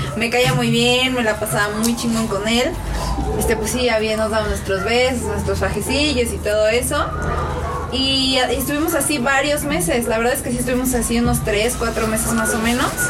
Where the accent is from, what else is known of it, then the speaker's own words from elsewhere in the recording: Mexico; Nosotros como mexicanos